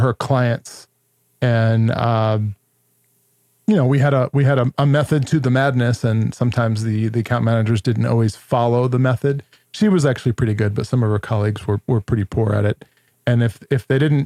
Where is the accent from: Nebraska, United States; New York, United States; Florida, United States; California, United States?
New York, United States; I'm also Italian from New York